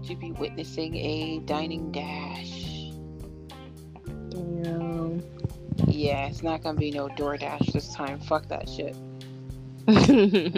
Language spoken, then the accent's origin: English; Boston, Massachusetts, United States; also born or lived in Minneapolis; Boston, I grew up in Boston